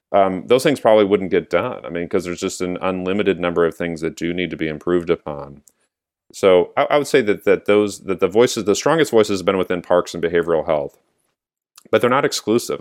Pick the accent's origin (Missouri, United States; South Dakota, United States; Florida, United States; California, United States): California, United States; San Diego; now in Santa Cruz County, United States; I was growing up in San Diego